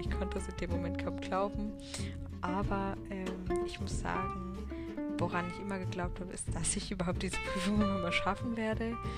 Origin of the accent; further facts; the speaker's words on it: hometown near Karlsruhe, Baden-Württemberg, Germany; jetzt bin ich schon wieder in meiner Heimatstadt